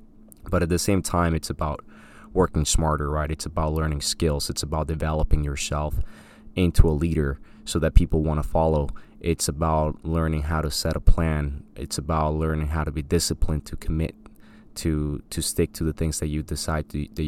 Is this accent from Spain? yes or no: no; Colombia; I grew up in Colombia. My parents were in education, funny enough